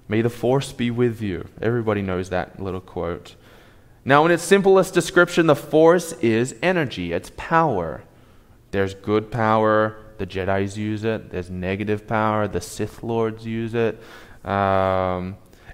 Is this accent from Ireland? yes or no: no; Australia; moved away; I'm from Australia